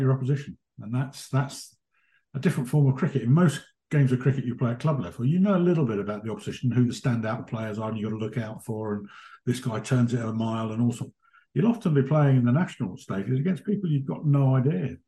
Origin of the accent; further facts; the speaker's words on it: Hertfordshire, East of England, United Kingdom; moved away; I grew up in Hertfordshire and played a lot of club cricket down there